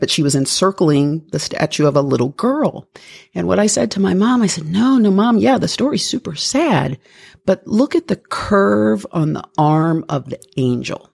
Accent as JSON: {"language": "English", "town": "Toledo", "region": "Ohio", "country": "United States", "tie": "born or raised there", "said": "I was Born and raised in Toledo, Ohio"}